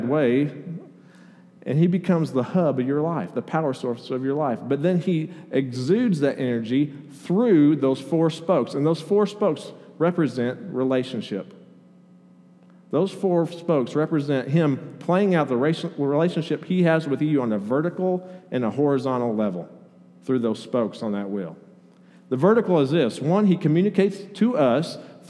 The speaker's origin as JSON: {"language": "English", "town": "Oceanside", "region": "California", "country": "United States", "tie": "born or raised there", "moved": "yes", "said": "I was born in San Diego County, just north of San Diego, a little town called Oceanside, right on the beach"}